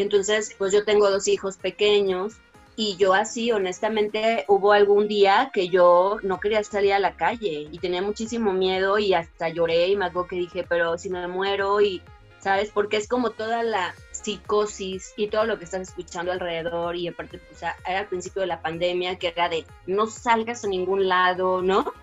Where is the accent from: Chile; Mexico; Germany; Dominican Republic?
Mexico; Guadalajara, Jalisco; moved away; yo soy de Guadalajara